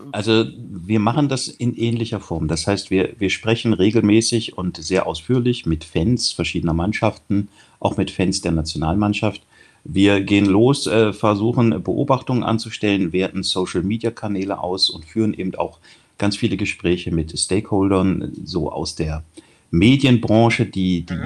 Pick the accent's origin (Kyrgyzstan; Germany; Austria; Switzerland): Germany; near Kassel, northern Hesse; ich bin Nordhesse, in der Nähe von Kassel aufgewachsen